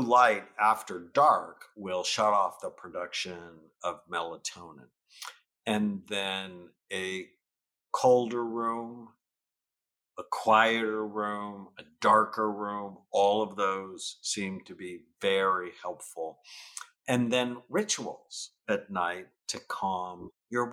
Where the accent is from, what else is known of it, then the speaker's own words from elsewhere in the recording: San Fernando Valley, California, United States; I grew up in the San Fernando Valley in the late 1960s